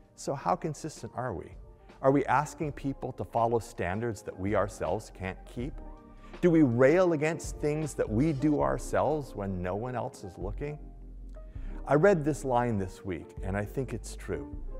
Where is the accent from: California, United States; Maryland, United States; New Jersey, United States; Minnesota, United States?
California, United States; Los Angeles; moved away as an adult; also born or lived in New York; Where I grew up in Los Angeles